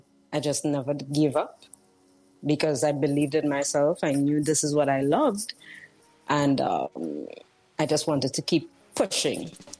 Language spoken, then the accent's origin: English; Trinidad & Tobago; moved away; I am originally from Trinidad and Tobago.